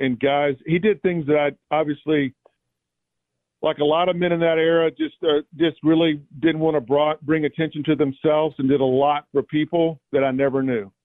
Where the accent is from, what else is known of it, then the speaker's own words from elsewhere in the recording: Jacksonville, Florida, United States; I grew up in the Southside area